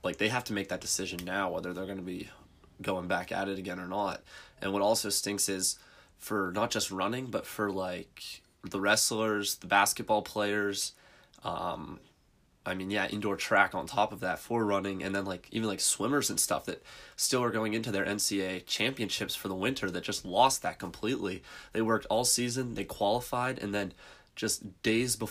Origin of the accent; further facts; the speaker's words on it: Pennsylvania, United States; we're from Pennsylvania, so our athletic association in Pennsylvania is the PIAA